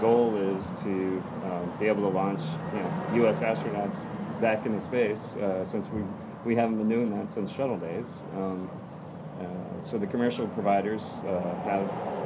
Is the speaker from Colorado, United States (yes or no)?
no; Space Coast, Florida, United States; also born or lived in upstate New York; We grew up on the Space Coast